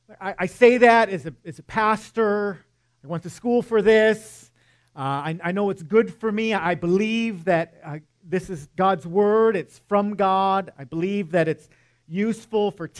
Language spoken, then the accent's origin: English; Michigan, United States; moved away; I'm from Michigan, and yes, I still get cold